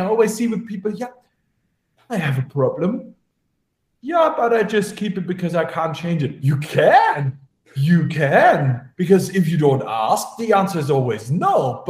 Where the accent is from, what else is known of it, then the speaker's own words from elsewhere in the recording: Germany; now in Vienna, Austria; as I live in Vienna, I'm originally from Germany